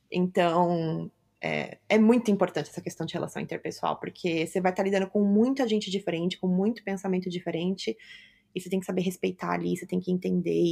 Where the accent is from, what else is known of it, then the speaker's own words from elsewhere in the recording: Brazil; now in abroad; especialmente para mim, assim, quando eu vim do Brasil para cá, foi um choque cultural muito grande.